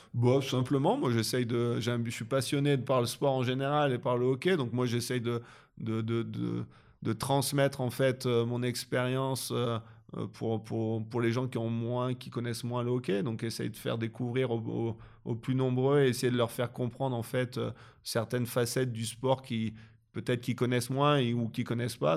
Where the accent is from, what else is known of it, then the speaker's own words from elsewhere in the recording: France; moved away as an adult; now in Switzerland; en tant que Français